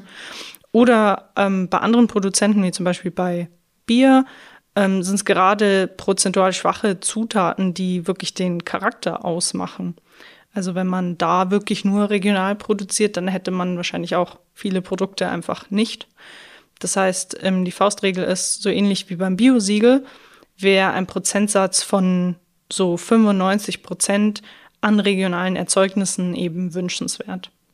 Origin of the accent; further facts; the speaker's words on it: Schrobenhausen, Bavaria, Germany; ich komme ja aus der Spargelstadt Schrobenhausen